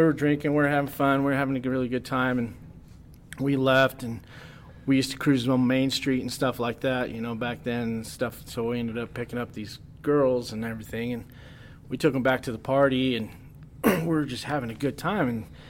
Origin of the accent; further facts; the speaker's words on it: United States; my dad's family's from Chihuahua. My mom's from Texas. Oh, that's cool. Yeah, I'm from here.